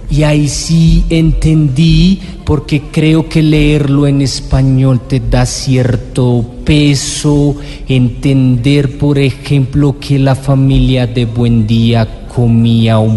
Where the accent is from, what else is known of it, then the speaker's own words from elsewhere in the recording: Armenia, Quindío, Colombia; yo soy de, Armenia fui paisa como hasta antes de la subdivisión departamental, digamos.